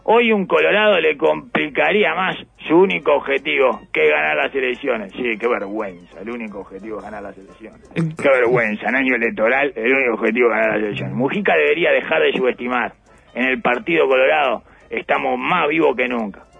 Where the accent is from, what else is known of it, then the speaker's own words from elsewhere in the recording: Canelones, Uruguay; Tiene que ver con estilos personales, pero yo soy de Canelones. Clarito. Mi lugar de origen no es más ni menos que nadie.